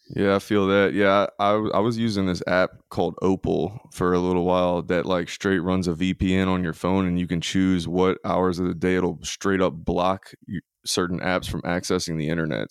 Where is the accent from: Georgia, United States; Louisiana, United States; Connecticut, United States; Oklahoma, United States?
Louisiana, United States; moved away as an adult; now in Mississippi, United States; I am from Louisiana, in the swamps of Louisiana